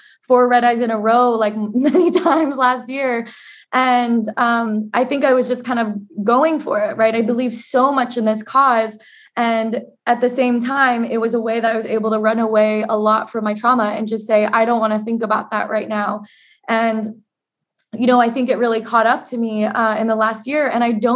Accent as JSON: {"language": "English", "town": "Portland", "region": "Oregon", "country": "United States", "tie": "born or raised there", "said": "As an Asian American growing up in Portland, Oregon, the whitest major city in the United States"}